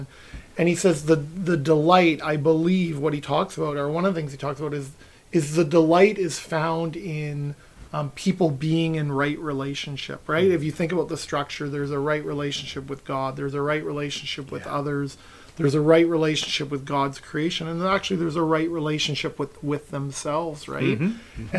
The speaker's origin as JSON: {"language": "English", "area": "West Coast", "region": "Pacific Northwest", "country": "United States", "tie": "born or raised there", "said": "I grew up on the West Coast and my dad, no matter where we were driving, he'd always point out Mount Baker, beautiful mountain in the Pacific Northwest"}